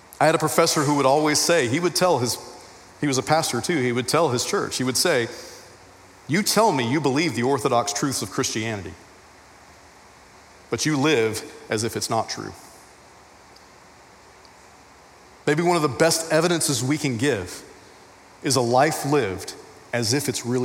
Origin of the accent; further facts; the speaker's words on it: Texas, United States; I'm a Texan